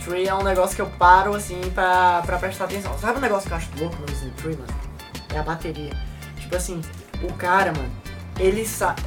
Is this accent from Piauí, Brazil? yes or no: yes; Piauí, Brazil; now in Palmas, Brazil; Eu sou piauiense